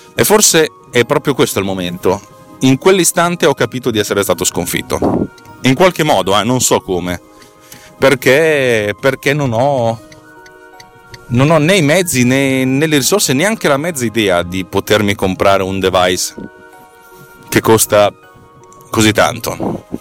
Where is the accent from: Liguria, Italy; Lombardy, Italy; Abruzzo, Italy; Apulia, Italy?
Lombardy, Italy; Bareggio; scuole medie di Bareggio mi avevano infilato dentro la classe di francese